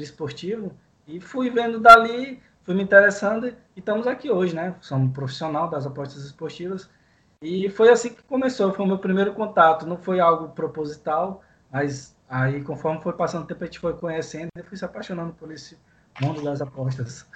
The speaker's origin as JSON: {"language": "Portuguese", "town": "Paragominas", "region": "Pará", "country": "Brazil", "said": "Sou aqui de Parago, Minas. Pará uma cidade aqui pequena, no interiorzinho do Pará, a quase 400 quilômetros da capital."}